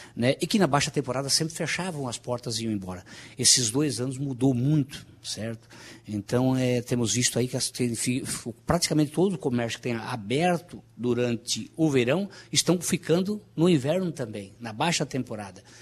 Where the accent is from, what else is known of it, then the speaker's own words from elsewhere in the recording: Balneário Rincão, Santa Catarina, Brazil; eu nasci aqui no Rincão